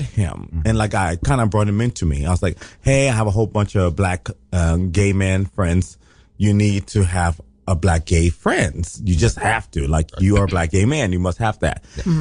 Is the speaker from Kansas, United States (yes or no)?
no; Columbus, Ohio, United States; now in New York City, United States; I'm from Columbus, Ohio